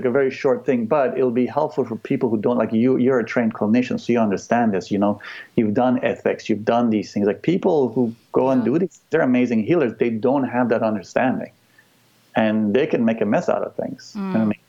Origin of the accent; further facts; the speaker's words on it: United States; Like, I don't, like, I'm American, but, like, I love the people of this country.